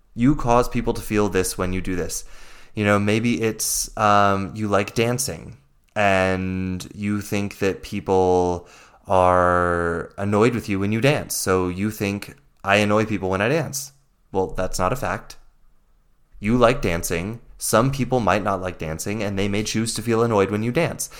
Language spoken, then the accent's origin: English; the Bible Belt, the South, United States; I grew up in the Bible Belt